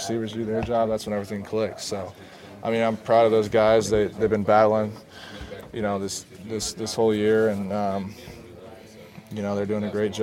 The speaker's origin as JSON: {"language": "English", "town": "Lake Stevens", "region": "Washington", "country": "United States", "tie": "born or raised there", "said": "Lake Stevens is a great town to grow up in the whole Snohomish County area"}